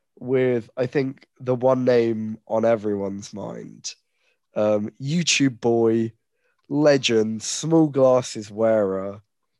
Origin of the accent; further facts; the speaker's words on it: London, United Kingdom; me and Kean are from London.